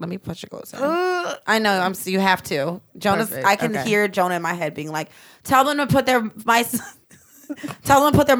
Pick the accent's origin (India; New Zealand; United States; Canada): United States; Midwest; because I am a Midwesterner. I'm not from Philadelphia.